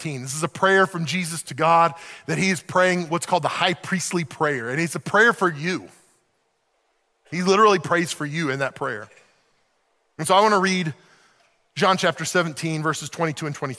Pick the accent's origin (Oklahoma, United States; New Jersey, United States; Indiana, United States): Oklahoma, United States; Oklahoma City; moved away as an adult; also born or lived in Western Pennsylvania; now in Pennsylvania, United States; I grew up in Oklahoma City.